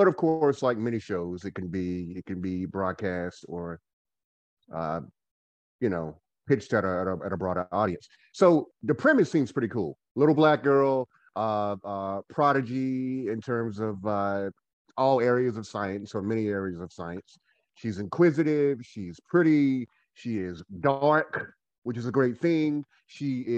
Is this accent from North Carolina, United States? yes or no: yes; Goldsboro, North Carolina, United States; now in Winston-Salem, United States; I am from Goldsboro, North Carolina. I'm a Goldsboroianite. I currently live in Winston-Salem, North Carolina